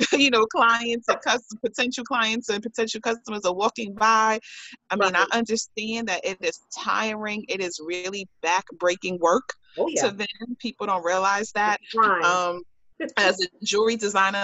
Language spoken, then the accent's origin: English; New York, United States; being a New Yorker